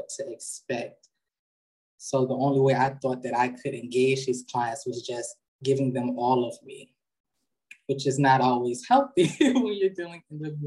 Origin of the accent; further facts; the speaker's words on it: Norfolk, Virginia, United States; now in Washington, D.C., United States; I'm currently a resident here in the District of Columbia, born and raised in Norfolk, Virginia